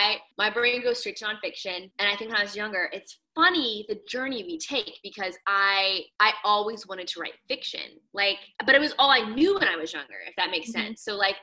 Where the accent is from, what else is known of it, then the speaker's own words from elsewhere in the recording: Virginia Beach, Virginia, United States; because I'm from Virginia Beach. Even though we lived in the suburbs, like the beach was 15 minutes away.